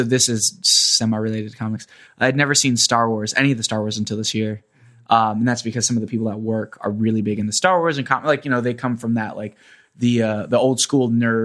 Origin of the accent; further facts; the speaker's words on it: Kissimmee, Florida, United States; moved away as an adult; now in New York, United States; I grew up in Kissimmee